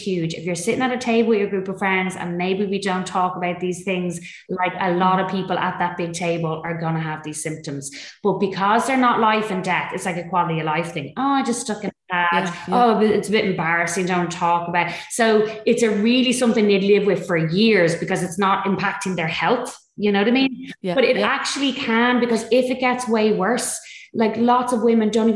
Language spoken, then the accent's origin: English; Dublin, Leinster, Ireland; So I'm North Dublin representing. The posh part of the north side, they say I'm from Clontarf